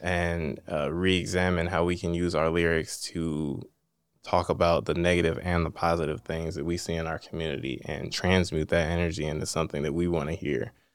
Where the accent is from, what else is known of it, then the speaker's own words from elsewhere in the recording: East Cleveland, Ohio, United States; I'm from East Cleveland